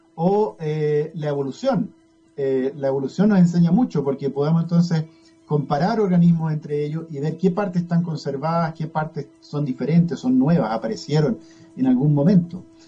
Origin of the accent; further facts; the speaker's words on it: Chile; also born or lived in United States / Pennsylvania; tenía más afinidad con Chile, me parece, eh, porque tuve toda mi niñez, mi gran parte de mi juventud acá